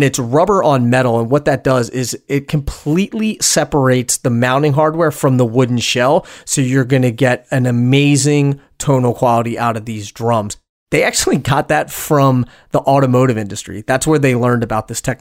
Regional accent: United States; I was born in the United States. My parents were born in the United States

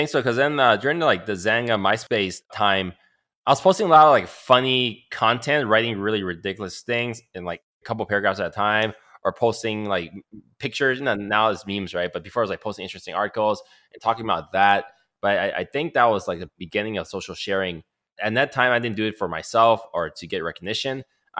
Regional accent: Canada; now in United States; Because I'm Canadian, I was planning to do it all at one time, taking tests for citizenship

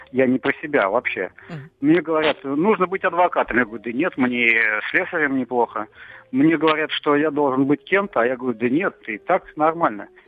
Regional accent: Tver, Tver Oblast, Russia; В Твери. Ага. А... На родине, другими словами. Просто на родине.

